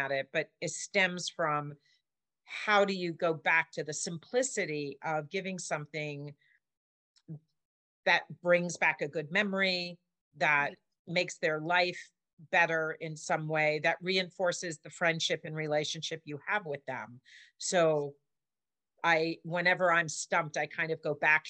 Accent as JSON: {"language": "English", "town": "New York City", "region": "New York", "country": "United States", "tie": "born or raised there", "said": "I was raised in New York City on the Upper West Side"}